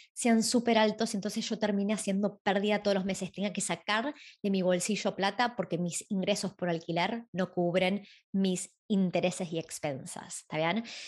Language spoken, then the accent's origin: Spanish; Argentina; moved away as an adult; now in Sydney, Australia; cuando me fui de Argentina